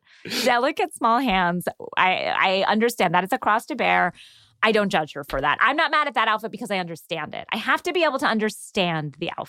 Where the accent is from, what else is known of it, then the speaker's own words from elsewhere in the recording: the South, United States; I'm from the South.